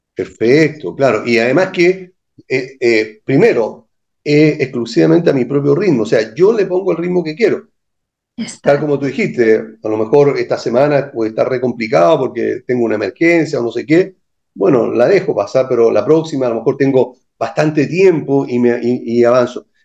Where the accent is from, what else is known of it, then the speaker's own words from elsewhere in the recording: Chile; como buen o mal chileno